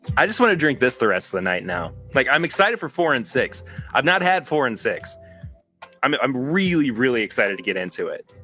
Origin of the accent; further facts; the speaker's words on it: Kentucky, United States; I was born in Kentucky